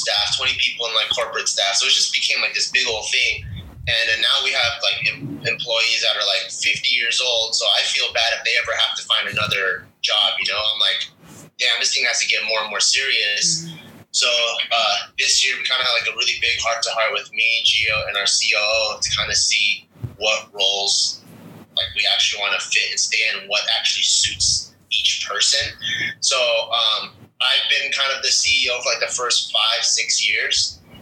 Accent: Los Angeles, California, United States; I grew up in LA in the San Gabriel Valley during like the late 90s, early 2000s.

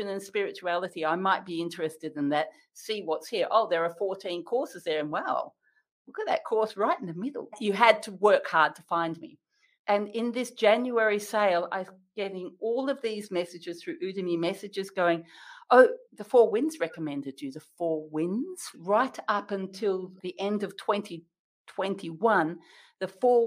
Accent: Western Australia, Australia; as an Australian

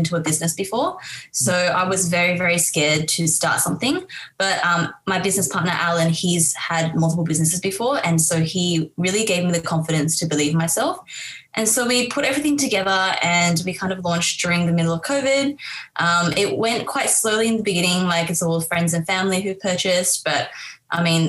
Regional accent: Harbin, Heilongjiang, China; moved away; I'm actually from Harbin in China.

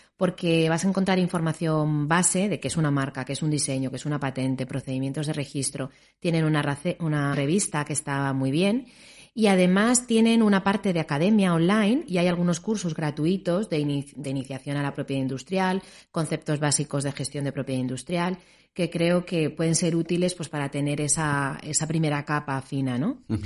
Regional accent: Spain; nosotros como españoles

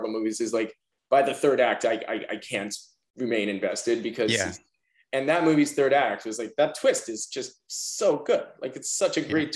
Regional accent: New York City, New York, United States; I'm a New Yorker

